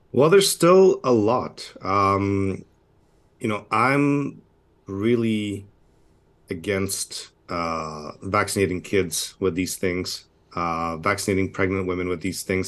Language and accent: English; Canada; I'm a Canadian, uh, physician